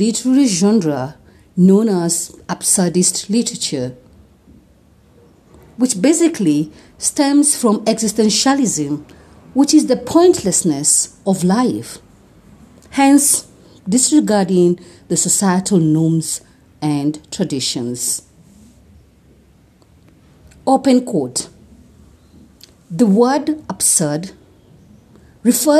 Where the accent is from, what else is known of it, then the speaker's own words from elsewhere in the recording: Kenya; I am uniquely Kenyan and relevantly African